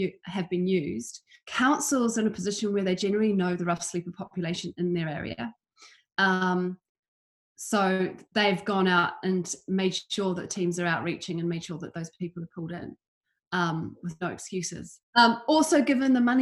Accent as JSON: {"language": "English", "country": "New Zealand", "tie": "born or raised there", "also_born_or_lived": "London / Edinburgh", "moved": "yes", "said": "I grew up in New Zealand"}